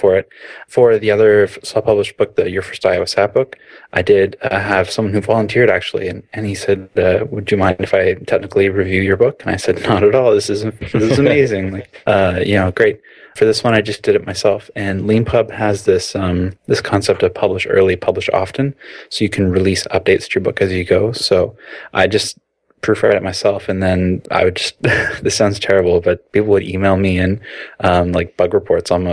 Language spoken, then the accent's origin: English; Canada; moved away as an adult; also born or lived in Toronto; now in Amsterdam, Netherlands; I'm a Canadian iOS developer who previously lived in Toronto